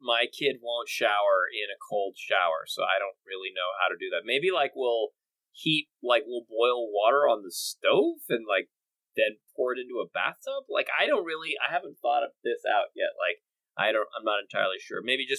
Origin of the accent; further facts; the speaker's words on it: Los Angeles, California, United States; I grew up in Los Angeles